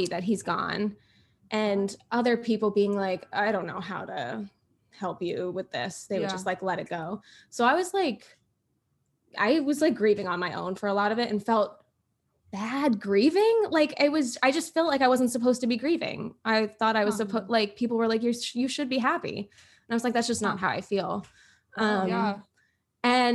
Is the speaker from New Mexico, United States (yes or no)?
no; Florida, United States; I'm from Florida.